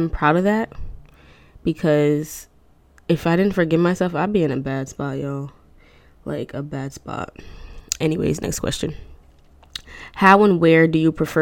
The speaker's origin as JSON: {"language": "English", "town": "Newark", "region": "New Jersey", "country": "United States", "tie": "born or raised there", "said": "I was born in Newark"}